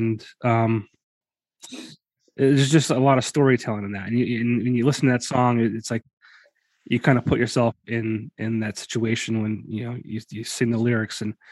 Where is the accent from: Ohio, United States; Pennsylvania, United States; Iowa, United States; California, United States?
Pennsylvania, United States; Hunlock Creek; I was born and raised not too far from Noxen. I grew up in Hunlock Creek